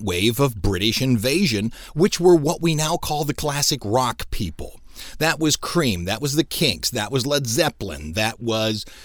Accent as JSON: {"language": "English", "town": "Cleveland", "region": "Ohio", "country": "United States", "tie": "born or raised there", "said": "the hall is in my hometown"}